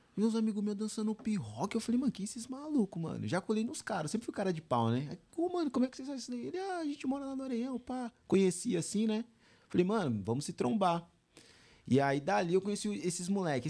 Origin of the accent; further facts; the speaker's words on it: São Bernardo do Campo, São Paulo, Brazil; eu nasci em São Bernardo